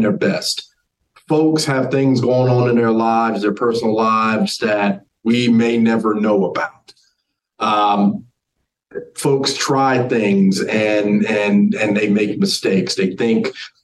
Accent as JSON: {"language": "English", "region": "New Jersey", "country": "United States", "tie": "born or raised there", "also_born_or_lived": "North Carolina", "moved": "as an adult", "said": "I grew up in New Jersey"}